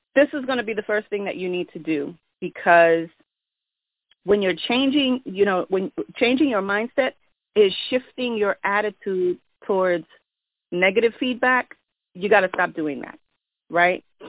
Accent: New York, United States; I'm from New York

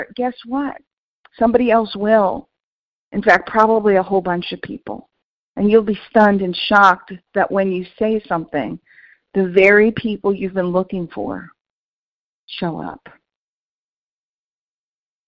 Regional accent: New York City, New York, United States; moved away; I grew up in New York City and I go back to visit

